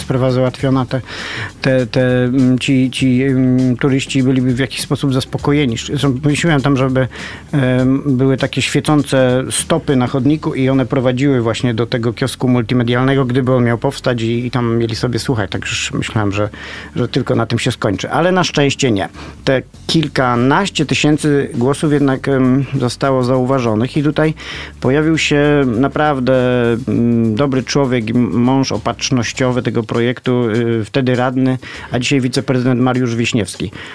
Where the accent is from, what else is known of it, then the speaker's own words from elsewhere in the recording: Poznań, Greater Poland, Poland; jestem poznaniakiem